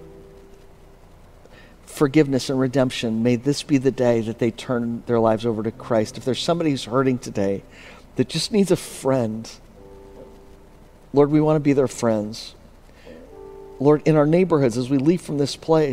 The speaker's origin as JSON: {"language": "English", "region": "Pennsylvania", "country": "United States", "tie": "born or raised there", "said": "Pennsylvania, my hometown"}